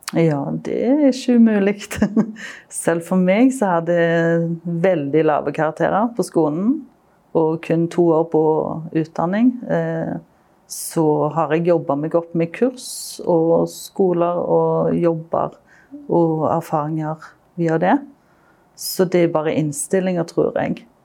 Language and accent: Norwegian; Stavanger, Rogaland, Norway; når jeg vokste opp i Stavanger